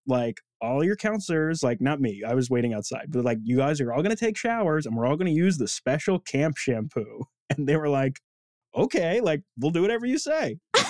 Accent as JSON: {"language": "English", "town": "Palm Beach", "region": "Florida", "country": "United States", "tie": "born or raised there", "moved": "yes", "said": "I was born in Palm Beach."}